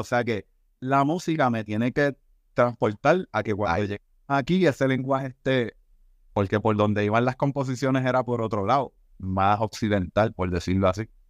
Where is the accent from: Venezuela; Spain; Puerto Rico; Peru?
Puerto Rico; como artista puertorriqueño